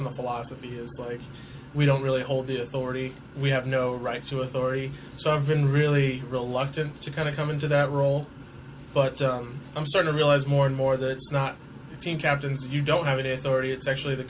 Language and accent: English; Clovis, California, United States; moved away as an adult; also born or lived in New York City, United States; now in Washington, D.C., United States; I come from Clovis, California, which is kind of like suburban. I mean, I live in the rural area just outside Clovis